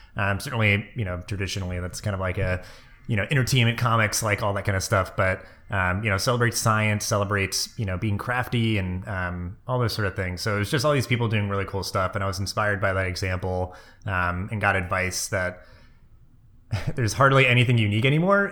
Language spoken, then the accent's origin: English; Maine, United States; moved away; also born or lived in Delaware / New Jersey; I was born in Maine. My whole extended family is up there.